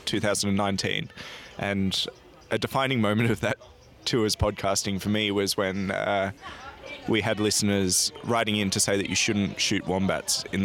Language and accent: English; Australia; I'm an Australian